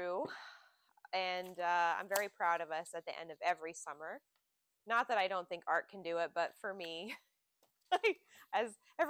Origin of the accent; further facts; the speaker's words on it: Pennsylvania, United States; moved away; I grew up in Pennsylvania